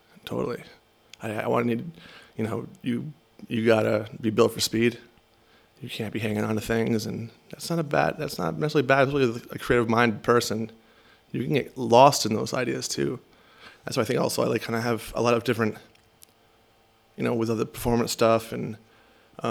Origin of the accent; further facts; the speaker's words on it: Rhode Island, United States; moved away; also born or lived in Seattle / Connecticut; I grew up in Rhode Island